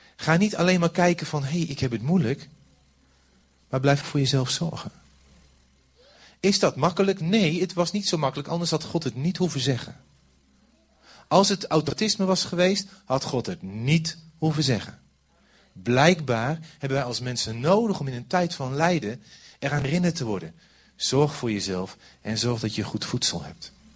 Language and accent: Dutch; Overijssel, Netherlands; ik kom maar uit Overijssel